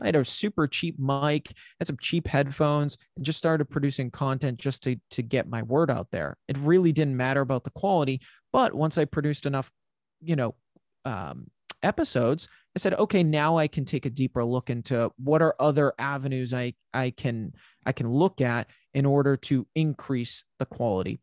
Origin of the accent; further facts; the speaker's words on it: New England, United States; I'm from New England